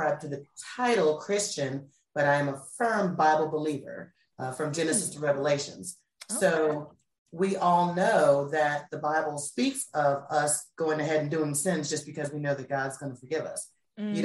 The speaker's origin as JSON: {"language": "English", "country": "United States", "also_born_or_lived": "North Carolina", "moved": "yes", "said": "I'm from the DMV area. For those of you who don't know, that's Washington, D.C., Virginia"}